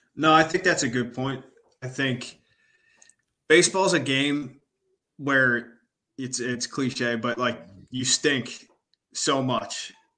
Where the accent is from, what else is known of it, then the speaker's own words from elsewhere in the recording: Philadelphia, Pennsylvania, United States; I grew up in Philly